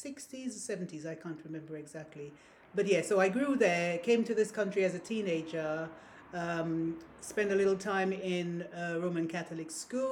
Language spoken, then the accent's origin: English; Saint Andrew, Grenada; now in United Kingdom; I was born on the Caribbean island of Grenada, the Spice Isle. I grew there... In the village, the place St. Andrews in Grenada. That's where I was born.